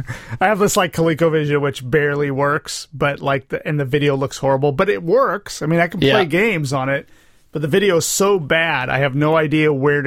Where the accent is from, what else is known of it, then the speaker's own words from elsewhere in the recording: Rio Linda, California, United States; I'm from Rio Linda.